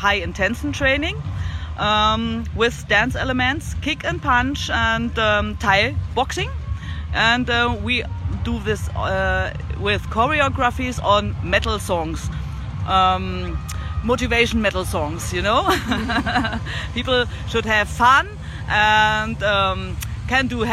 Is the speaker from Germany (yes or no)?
yes; Germany; In Germany, I have a lot of classes in my hometown